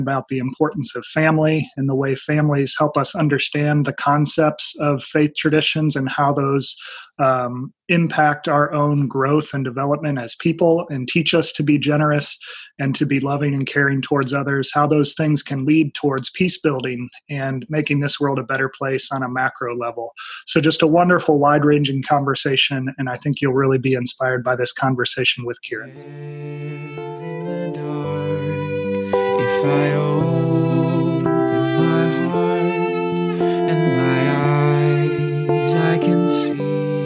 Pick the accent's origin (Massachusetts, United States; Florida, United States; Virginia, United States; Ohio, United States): Ohio, United States; now in Northeast Tennessee, United States; I'm originally from Ohio